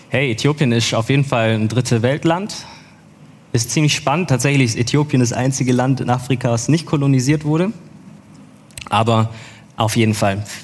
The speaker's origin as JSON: {"language": "German", "town": "Stuttgart", "region": "Baden-Württemberg", "country": "Germany", "tie": "born or raised there", "said": "Nee, ich bin in Stuttgart geboren und aufgewachsen, gebürtiger Stuttgarter."}